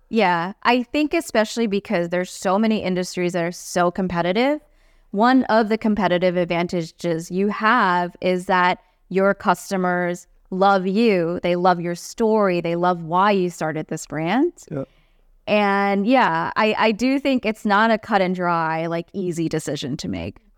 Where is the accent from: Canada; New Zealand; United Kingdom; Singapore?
Singapore; moved away as an adult; now in United States; I grew up in Singapore